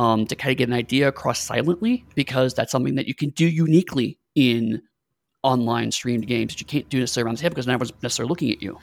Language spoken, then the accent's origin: English; United States; I'm American